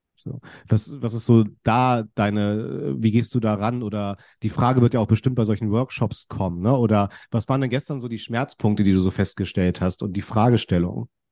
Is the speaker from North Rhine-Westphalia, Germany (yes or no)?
no; Kiel, Schleswig-Holstein, Germany; ich bin ja in Kiel aufgewachsen